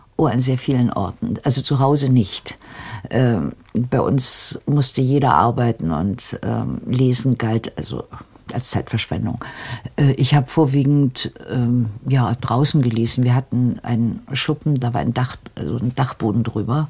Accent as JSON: {"language": "German", "town": "Darmstadt", "region": "Hesse", "country": "Germany", "tie": "born or raised there"}